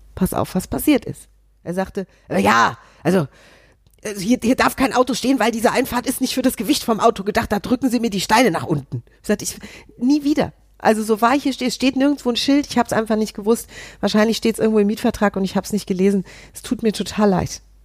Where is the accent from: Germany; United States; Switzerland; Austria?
Germany; Hesse; als Hessin